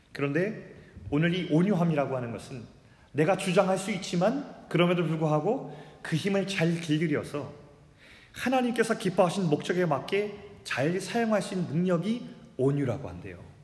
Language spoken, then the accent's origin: Korean; South Korea; 제가 한국에서 태어났다는 것